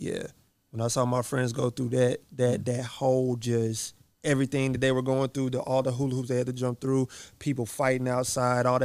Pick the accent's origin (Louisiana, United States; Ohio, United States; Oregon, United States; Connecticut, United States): Connecticut, United States; also born or lived in New York; now in Texas, United States; I was born in Connecticut and I lived in New York a little bit